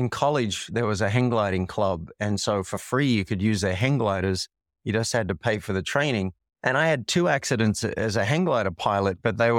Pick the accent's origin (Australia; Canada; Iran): Australia; Sydney, New South Wales; moved away as an adult; also born or lived in New York; now in Boulder, United States; I'm from Sydney, Australia.